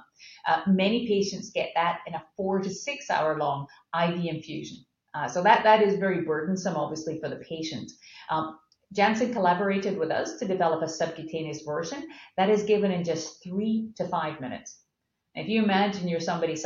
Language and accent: English; Scotland, United Kingdom; moved away as an adult; now in United States; I'm from Scotland